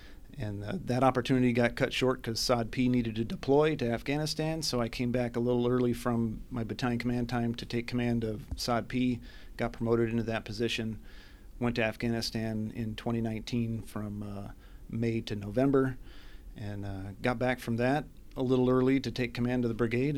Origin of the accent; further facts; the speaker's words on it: Washington, United States; also born or lived in Minnesota; I grew up out here in Washington, so I couldn't wait to get back.